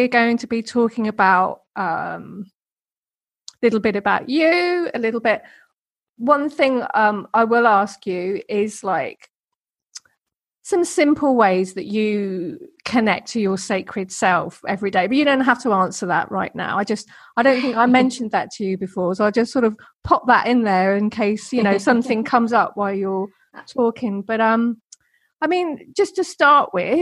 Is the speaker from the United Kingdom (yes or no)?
yes; United Kingdom; I'm British